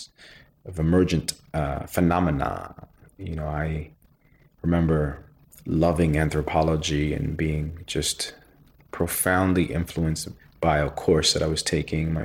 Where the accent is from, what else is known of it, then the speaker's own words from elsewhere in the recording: New York City, New York, United States; We were raised in New York City